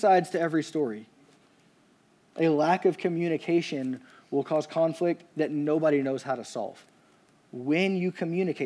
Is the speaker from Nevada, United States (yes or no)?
no; Louisiana, United States; I'm from Louisiana